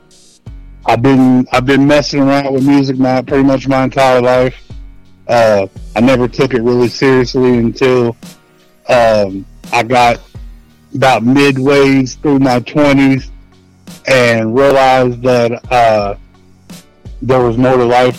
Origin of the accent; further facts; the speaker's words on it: Maysville, Kentucky, United States; now in Florence, Kentucky, United States; I'm from Northern Kentucky. Maysville, Kentucky, right at the tip of the map of Kentucky, right across from Ohio.